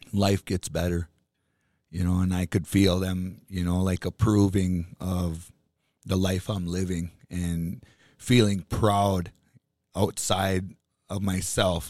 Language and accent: English; Bois Forte Band of Chippewa, Minnesota, United States